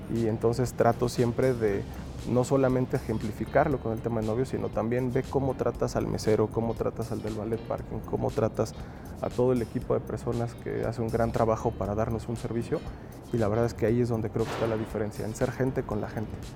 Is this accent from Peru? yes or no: no; Mexico; tenemos como mexicanos